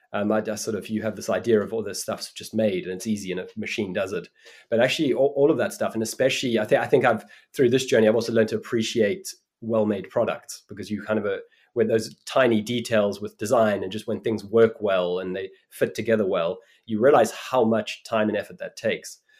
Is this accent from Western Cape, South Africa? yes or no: yes; Cape Town, Western Cape, South Africa; moved away; also born or lived in New York; I grew up in Cape Town in South Africa